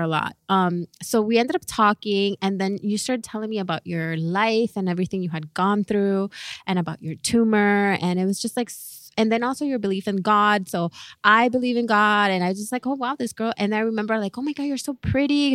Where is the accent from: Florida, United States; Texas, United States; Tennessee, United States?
Florida, United States; Miami; we're from Miami